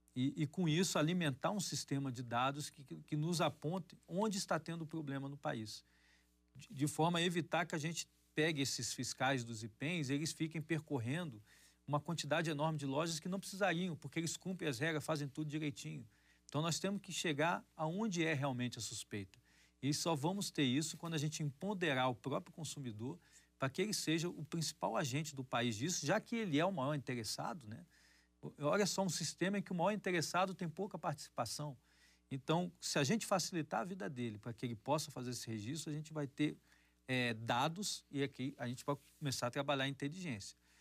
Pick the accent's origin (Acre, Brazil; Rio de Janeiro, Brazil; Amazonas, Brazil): Acre, Brazil; moved away; lá no meu estado natal, lá do Acre